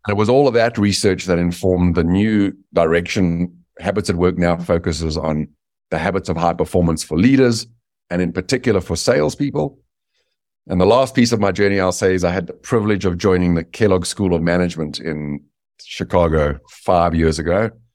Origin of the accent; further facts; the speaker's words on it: South Africa; moved away as an adult; also born or lived in Dallas, Texas; now in United States; I was born in South Africa, and I had the good fortune of being born white in apartheid South Africa